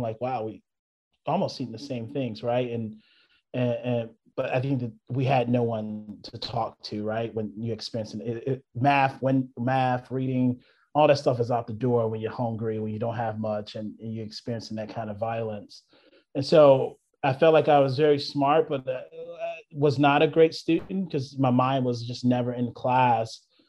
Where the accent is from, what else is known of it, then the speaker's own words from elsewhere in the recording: the South, United States; She's seen a lot of trauma just growing up in the South.